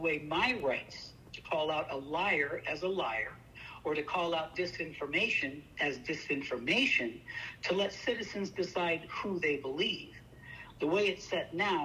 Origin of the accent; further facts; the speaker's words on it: Cañon City, Colorado, United States; moved away as an adult; my hometown of Canyon City, Colorado